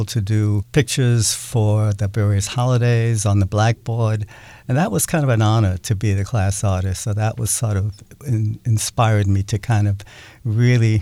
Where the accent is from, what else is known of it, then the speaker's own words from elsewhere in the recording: New York City, New York, United States; moved away as an adult; now in Seattle, United States; I grew up in Brooklyn, New York